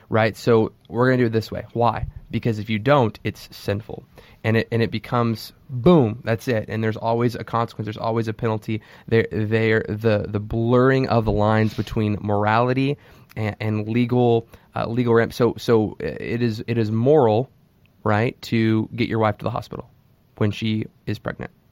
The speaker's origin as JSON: {"language": "English", "country": "United States", "said": "we as Christians in America"}